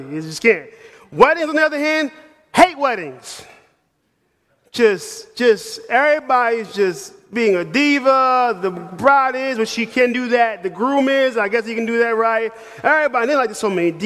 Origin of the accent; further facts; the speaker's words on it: New York City, New York, United States; moved away as an adult; also born or lived in Manhattan; now in Knoxville, United States; I'm from New York City. I'm a northern boy.